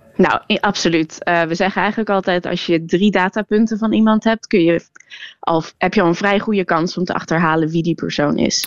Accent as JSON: {"language": "Dutch", "country": "Netherlands", "said": "ik ben Nederlands"}